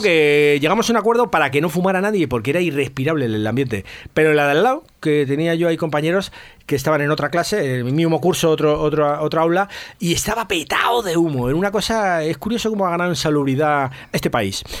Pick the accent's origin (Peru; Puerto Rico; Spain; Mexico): Spain; Madrid, Community of Madrid; yo soy del barrio del Salvador, que está, es un barrio muy pequeñito que hay, que siempre ha estado un barrio entre descampados, ahí en, entre Hortaleza y San Blas